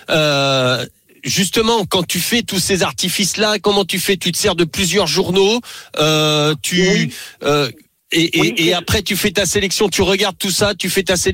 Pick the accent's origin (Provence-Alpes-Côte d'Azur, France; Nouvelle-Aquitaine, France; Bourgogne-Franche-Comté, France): Nouvelle-Aquitaine, France; Bordeaux; Donc, je suis pas de Marseille, mais je suis de Bordeaux.